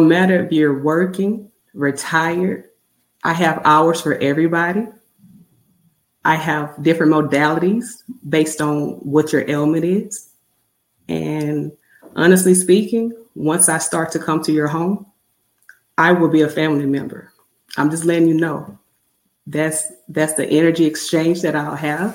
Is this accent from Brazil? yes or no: no; Mississippi, United States; moved away as an adult; I'm born and raised in Mississippi